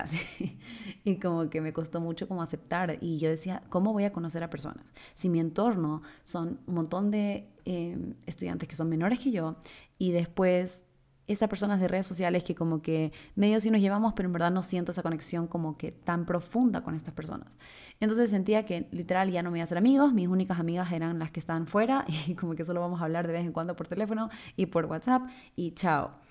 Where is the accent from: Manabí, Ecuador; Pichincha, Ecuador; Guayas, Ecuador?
Guayas, Ecuador; Guayaquil; now in Quito, Ecuador; me mudé de Guayaquil a Quito eh, y ahí fue cuando entré a la universidad, pero tampoco conocía a nadie en Quito.